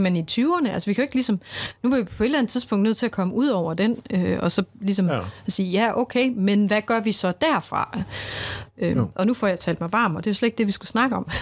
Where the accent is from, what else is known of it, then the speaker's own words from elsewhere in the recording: Central Jutland, Central Denmark Region, Denmark; jeg kommer også fra Midtjylland